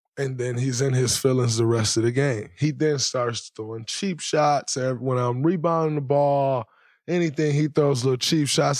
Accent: Saginaw, Michigan, United States; growing up in Saginaw, Michigan, the way I grew up.

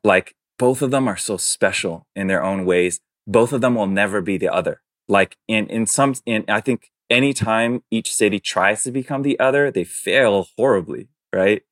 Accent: New York City, New York, United States; first language Chinese; English is a second language; moved away; I'm born and raised in New York City, um, but my parents are Taiwanese

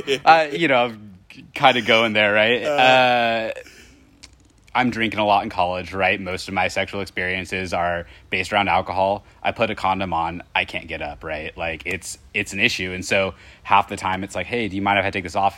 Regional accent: Indiana, United States; I'm from Indiana

